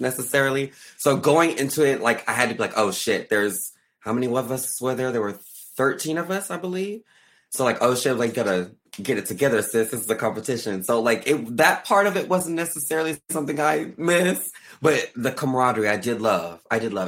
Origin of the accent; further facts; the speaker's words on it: Arkansas, United States; moved away; I'm from Arkansas.